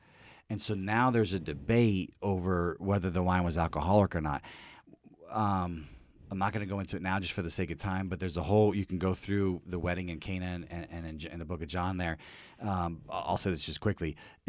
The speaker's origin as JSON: {"language": "English", "town": "Philadelphia", "region": "Pennsylvania", "country": "United States", "said": "But as we get to talking, and I explain that I'm from Philly, and he's from Pittsburgh, nope."}